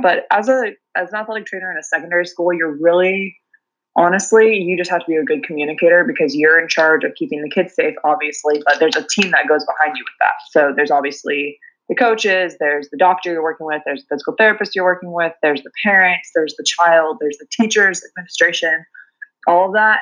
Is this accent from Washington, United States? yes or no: yes; Pullman, Washington, United States; also born or lived in Seattle, Washington / New Zealand; I grew up in Eastern Washington, a tiny little town called Pullman.